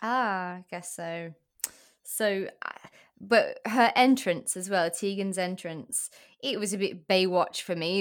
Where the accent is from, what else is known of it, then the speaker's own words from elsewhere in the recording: South Africa; now in England; I'm in England now, but I, I grew up in South Africa